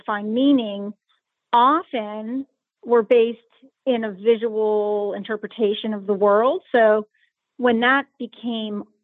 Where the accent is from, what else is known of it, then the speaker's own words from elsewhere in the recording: Pittsburgh, Pennsylvania, United States; I am from Pittsburgh, Pennsylvania